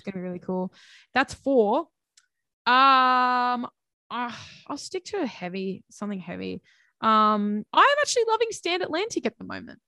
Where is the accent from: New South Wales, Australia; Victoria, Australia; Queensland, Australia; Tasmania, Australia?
New South Wales, Australia; Central Coast; my hometown, um, because I don't live in Sydney. I live on the Central Coast